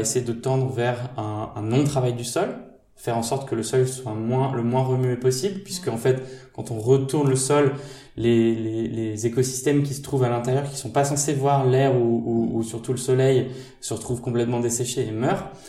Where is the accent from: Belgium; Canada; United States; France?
France; Normandy; moved away as an adult; also born or lived in Châtenay-Malabry; je suis de Normandie